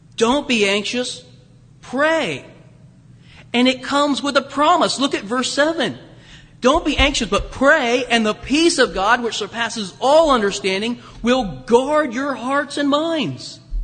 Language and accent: English; Springfield, Ohio, United States; moved away; I was in my hometown of Springfield near Dayton